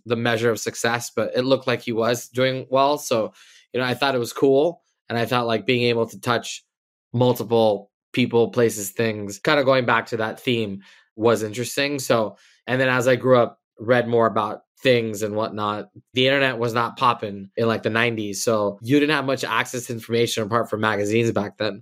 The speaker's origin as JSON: {"language": "English", "town": "Los Angeles", "region": "California", "country": "United States", "tie": "born or raised there", "said": "I grew up in L A. I'm born and raised here"}